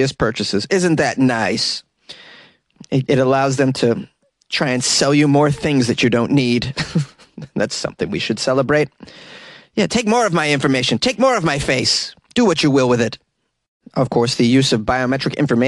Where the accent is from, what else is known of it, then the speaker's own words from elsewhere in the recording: New England, United States; I'm from New England